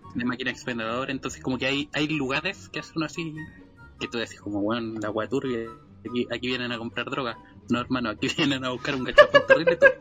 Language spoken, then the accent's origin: Spanish; Chile; accent: Chilean; nuestro maravilloso pseudo dialecto chileno